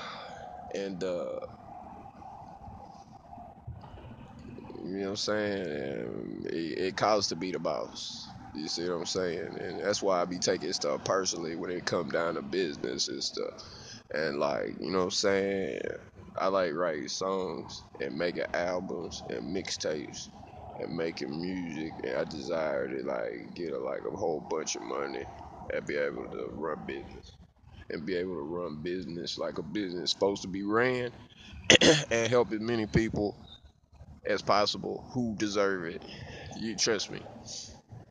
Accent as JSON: {"language": "English", "town": "Houston", "region": "Texas", "country": "United States", "said": "I'm from Houston"}